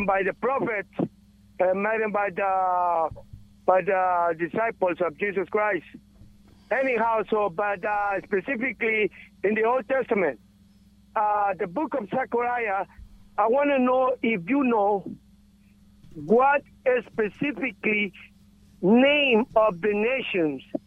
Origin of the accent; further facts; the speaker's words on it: Guatemala; moved away; I am from Guatemala.